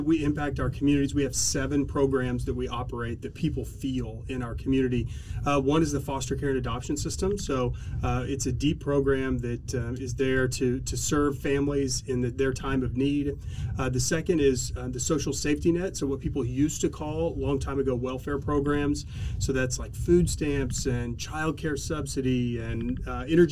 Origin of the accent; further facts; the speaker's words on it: Oklahoma City, Oklahoma, United States; also born or lived in Los Angeles / San Diego; I grew up here in Oklahoma City